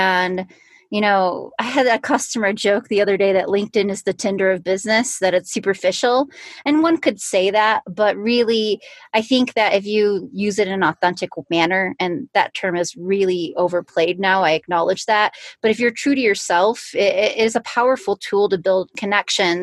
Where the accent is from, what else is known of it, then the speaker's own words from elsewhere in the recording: Illinois, United States; now in Colorado, United States; I live in Colorado now. I'm originally from Illinois